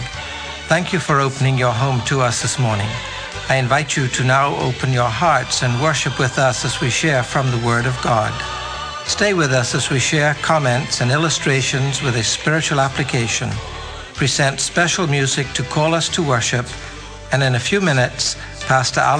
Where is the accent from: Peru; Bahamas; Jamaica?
Bahamas; I was born and spent most of my childhood as a British subject until Bohemian independence